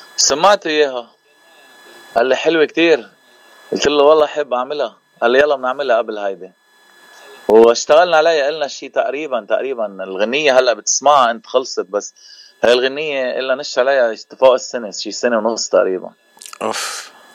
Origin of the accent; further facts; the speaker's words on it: Keserwan-Jbeil, Lebanon; now in Cleveland, United States; نحن من منطقه جبال المنطقه الضيعه